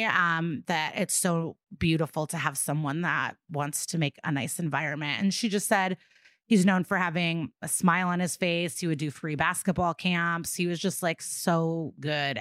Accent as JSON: {"language": "English", "town": "Skokie", "region": "Illinois", "country": "United States", "tie": "born or raised there", "said": "growing up in Skokie, like this is it's it's an it's just like a quintessential suburban looking neighborhood."}